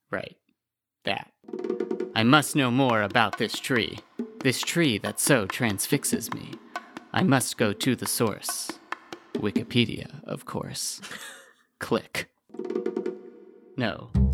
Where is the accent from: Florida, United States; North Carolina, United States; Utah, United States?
Florida, United States; South; I had very specific trees growing up because I'm from South Florida